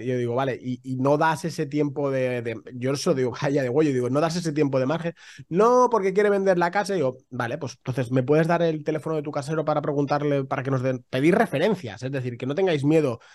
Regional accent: Spain; somos muy españoles

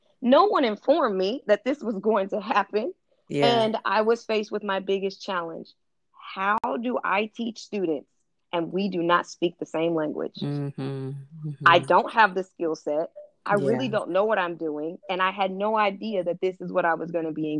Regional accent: California, United States; I'm from California, and I went to the best of the best schools

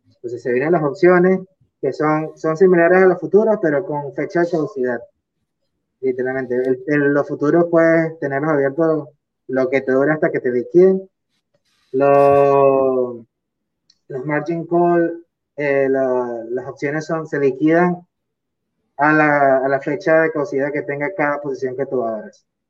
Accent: Venezuela; moved away as an adult; also born or lived in United Arab Emirates; yo soy de Venezuela

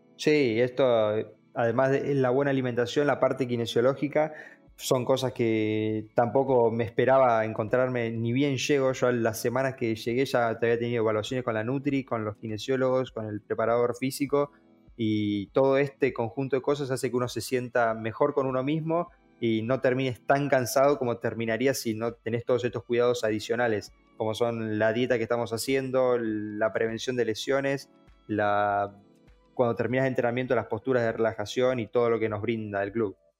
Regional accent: Bahía Blanca, Buenos Aires Province, Argentina; nací en Bahía

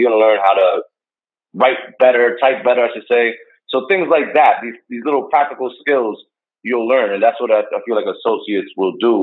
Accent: Hackensack, New Jersey, United States; I grew up in Hackensack

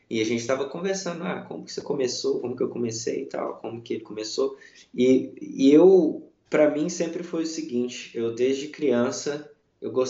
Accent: Belo Horizonte, Minas Gerais, Brazil; Nasci, cresci em Belo Horizonte, morei em Belo Horizonte minha vida inteira e mudei de Belo Horizonte tem apenas é, um pouco mais de um ano e meio.

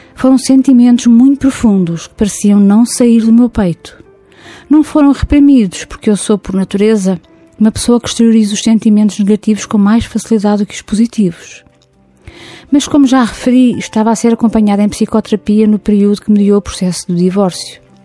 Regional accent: near Lisbon, Portugal; Nasci perto de Lisboa

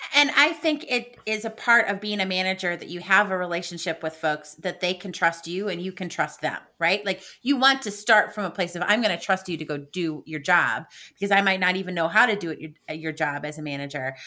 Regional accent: Midwest, United States; being a Midwesterner

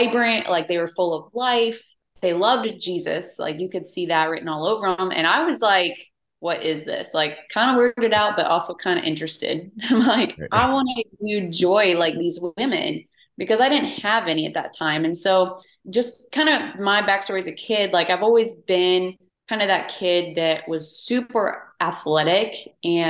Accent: St. Cloud, Florida, United States; moved away as an adult; also born or lived in Denver, Colorado; now in Houston, United States; I grew up in St. Cloud, Florida, small town outside of Orlando, Florida. And I was raised there until I left when I was 19

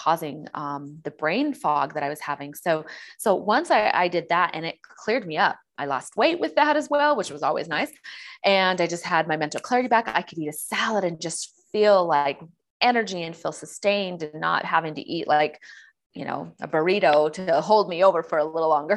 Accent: San Diego, California, United States; I'm from San Diego and California

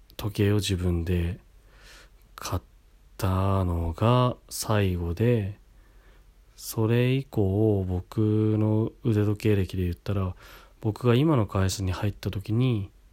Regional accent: Kashiwa, Chiba, Japan; 柏市の僕の地元

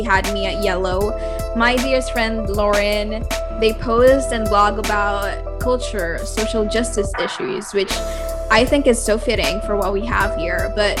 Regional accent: Philippines; as the Filipina who lives here in the Philippines.

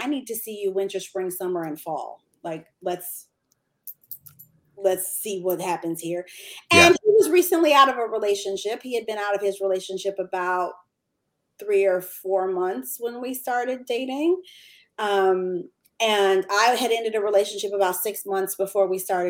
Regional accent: Michigan, United States; moved away as an adult; now in Atlanta, United States; From Michigan. We were living in Michigan.

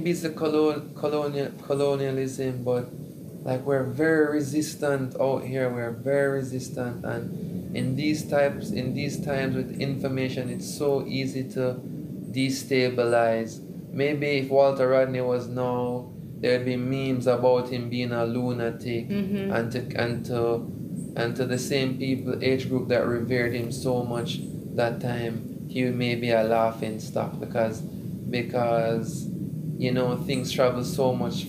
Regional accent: Jamaica; I'm a bit partial to being Jamaican

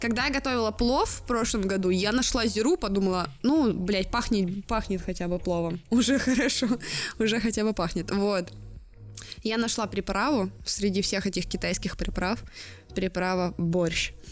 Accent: Blagoveshchensk, Amur Oblast, Russia; я с Дальнего Востока, с маленького города Благовещенска, который находится на границе с Китаем

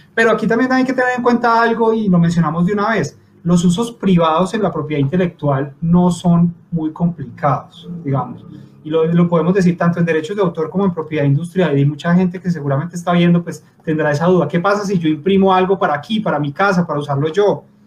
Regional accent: Pereira, Risaralda, Colombia; moved away as an adult; now in Bogotá, Colombia; yo soy de Pereira, del colegio de, Camilo, eh, vivo en Bogotá desde hace ya más de 10 años

